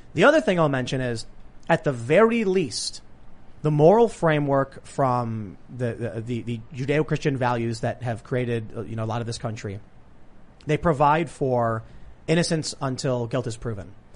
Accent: Chicago, Illinois, United States; I was growing up in Chicago

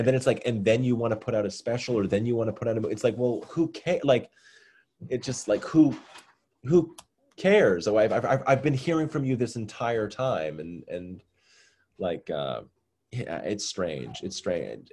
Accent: Massachusetts, United States; I'm from Massachusetts

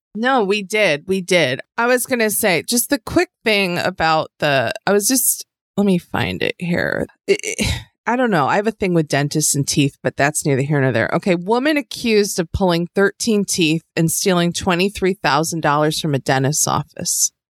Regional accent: outside of Buffalo, New York, United States; I grew up in a small town that you wouldn't recognize outside of Buffalo

